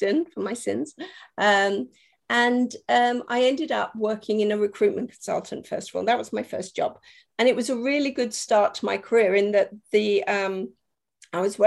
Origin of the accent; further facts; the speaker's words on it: Germany; moved away as an adult; now in United Kingdom; I was brought up in Germany, and I didn't actually come to the UK until I went to university.